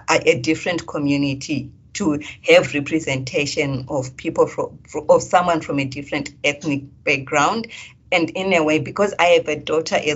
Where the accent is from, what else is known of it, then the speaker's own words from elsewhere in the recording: Zimbabwe; moved away as an adult; now in Perth, Australia; When I moved from Zimbabwe to here, you know, coming from a third world country into a first world country